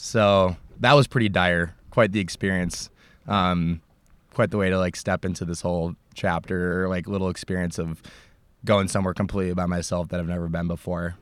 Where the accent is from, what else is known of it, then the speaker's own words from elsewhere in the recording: United States; I'm this American